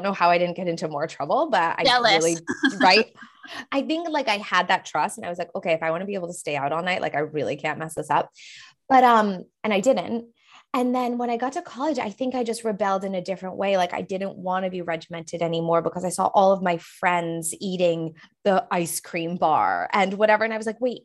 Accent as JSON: {"language": "English", "region": "New Hampshire", "country": "United States", "said": "I'm from New Hampshire"}